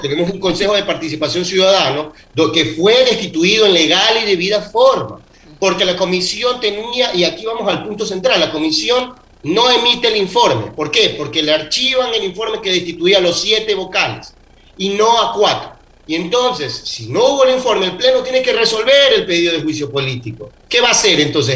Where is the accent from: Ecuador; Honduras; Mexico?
Ecuador